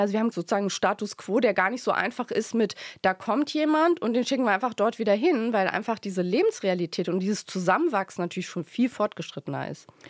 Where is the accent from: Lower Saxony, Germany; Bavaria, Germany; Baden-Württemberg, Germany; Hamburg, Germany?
Lower Saxony, Germany; ich bin in Niedersachsen geboren, tatsächlich auf dem Land auch